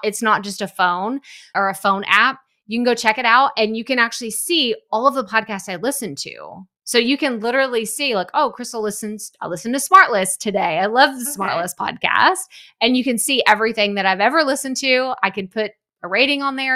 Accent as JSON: {"language": "English", "region": "East Texas", "country": "United States", "lives_now": "Houston, United States", "said": "I'm from East Texas"}